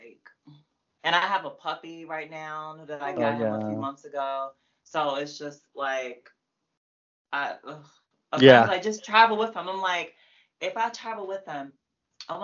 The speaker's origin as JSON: {"language": "English", "area": "Prince George's County", "region": "Maryland", "country": "United States", "also_born_or_lived": "Laurel, Maryland / New Carrollton, Maryland / Fairmount Heights, Maryland", "said": "I'm from PG"}